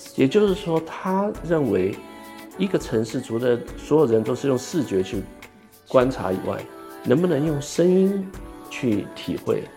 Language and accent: Chinese; Taipei, Taiwan; moved away; 我从小在这个台湾的台北生长，呃，也是一个城市，也我们也有一条河，淡水河